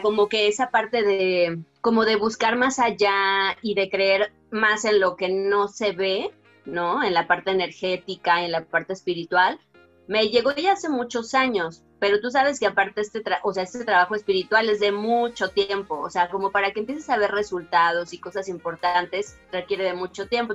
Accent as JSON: {"language": "Spanish", "town": "Guadalajara", "region": "Jalisco", "country": "Mexico", "moved": "yes", "said": "yo soy de Guadalajara"}